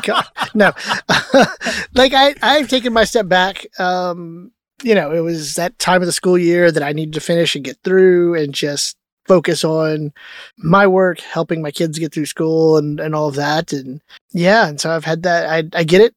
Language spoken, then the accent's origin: English; Texas, United States; growing up in Texas when you're little